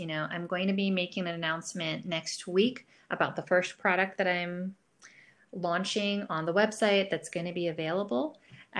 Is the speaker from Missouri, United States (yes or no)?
no; New York, United States; also born or lived in Boston; So I grew up in the north. I grew up in a big city, I grew up in New York. I was most recently in Boston.